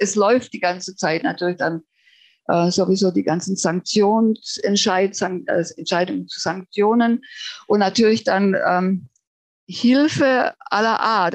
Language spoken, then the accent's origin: German; Germany; also born or lived in Baden-Württemberg; now in Finland; den tragen wir als Deutsche einfach mit uns